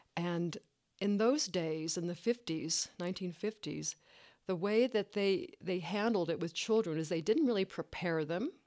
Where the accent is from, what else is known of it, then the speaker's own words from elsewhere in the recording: Tex-Mex border, Texas, United States; I grew up in the Tex-Mex border, as a Chicana